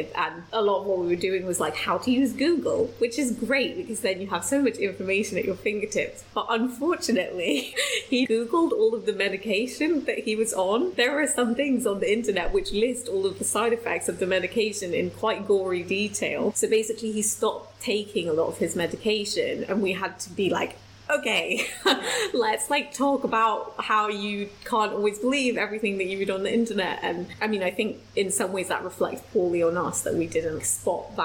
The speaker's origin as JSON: {"language": "English", "region": "London", "country": "United Kingdom", "said": "I'm from North-ish London."}